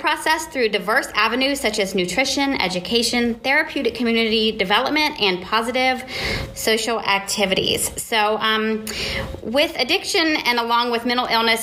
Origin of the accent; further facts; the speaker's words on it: Columbus, Ohio, United States; my hometown, Columbus, Ohio